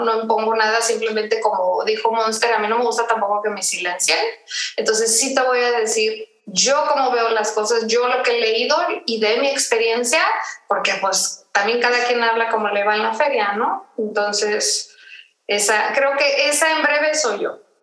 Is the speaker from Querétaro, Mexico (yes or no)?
no; Tijuana, Baja California, Mexico; moved away as an adult; also born or lived in Mexico City; soy de Tijuana, ahí me crié, ahí, ahí, crecí